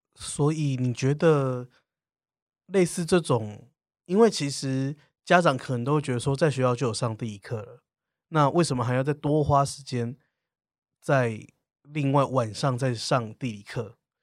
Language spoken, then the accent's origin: Chinese; southern Taiwan, Taiwan; 因为你知道我是南部人，所以南部人的想法就是如果可以当老师其实就很好